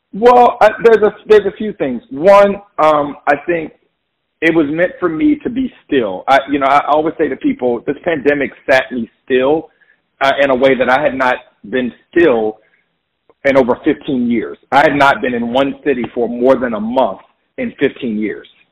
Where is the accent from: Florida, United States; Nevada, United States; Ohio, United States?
Florida, United States; Jacksonville; born or raised there; moved away as an adult; now in New York, United States